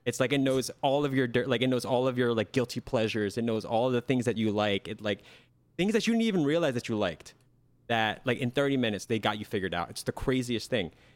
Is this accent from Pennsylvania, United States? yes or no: yes; Lancaster, Pennsylvania, United States; my hometown, Lancaster, P